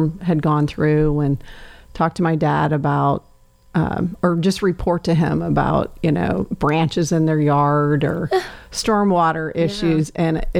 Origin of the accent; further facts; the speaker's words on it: Emmetsburg, Iowa, United States; moved away; also born or lived in Jacksonville, Florida; I was born in Jacksonville, number 5 of 6 kids. So I was about 8 when we moved from Florida back to small town Iowa